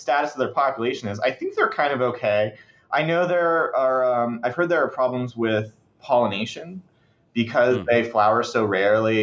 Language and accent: English; Sebastian, Florida, United States; I'm from there